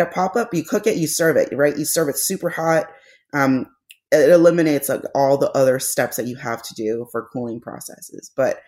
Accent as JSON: {"language": "English", "country": "Philippines", "said": "Because me being Filipino was not enough."}